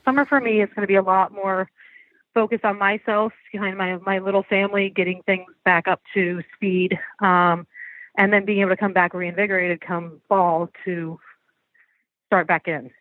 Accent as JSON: {"language": "English", "region": "Florida", "country": "United States", "tie": "born or raised there", "said": "I was actually from Florida, but I would go to um, upstate New York for the summers"}